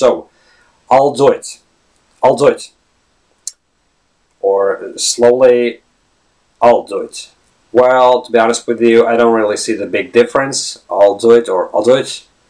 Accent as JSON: {"language": "English", "country": "Latvia", "first_language": "lv", "second_language": "English", "moved": "yes", "lives_now": "Ireland", "said": "I'm not a native English speaker. My native background is Latvian. I come from Latvia, and I've been living in an English-speaking country for 14 years now, right?"}